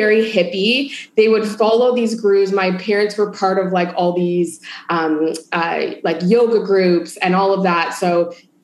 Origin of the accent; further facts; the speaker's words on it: Toronto, Ontario, Canada; I grew up in a family of hippies. I'm from Toronto.